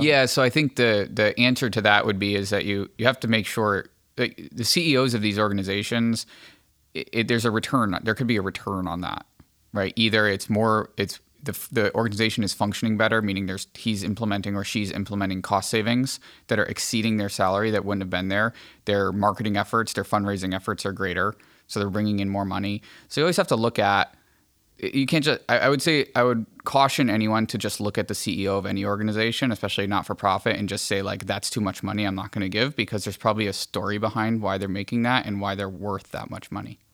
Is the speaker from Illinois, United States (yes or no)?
no; Archdiocese of Hartford, Connecticut, United States; moved away; also born or lived in Diocese of Bridgeport; I come from the Archdiocese of Hartford originally.